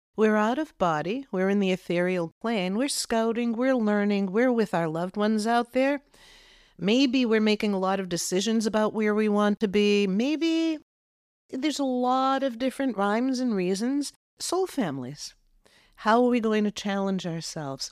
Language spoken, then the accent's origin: English; Massachusetts, United States; I grew up in Massachusetts